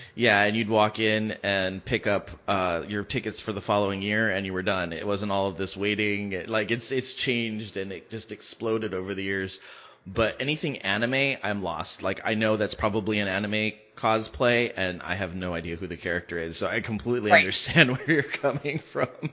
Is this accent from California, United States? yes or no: yes; West Covina, California, United States; now in Palm Springs, United States; growing up in West Covina